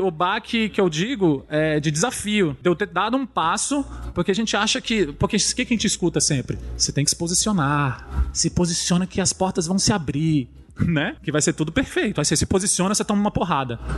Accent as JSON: {"language": "Portuguese", "town": "Brasília", "region": "Federal District", "country": "Brazil", "lives_now": "São Paulo, Brazil", "said": "Eu vim para uma cidade gigante, né? A gente vem de Brasília, que é roça lá, né? A gente chega aqui em São Paulo Paulo"}